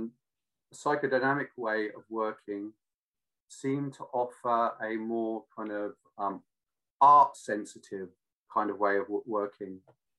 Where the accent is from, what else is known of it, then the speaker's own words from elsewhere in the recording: Australia; also born or lived in London; now in Devon, United Kingdom; because I was brought up in Australia partly.